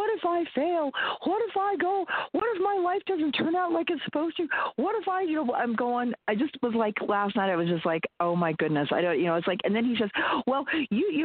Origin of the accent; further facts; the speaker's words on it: Wyoming, United States; I grew up in Wyoming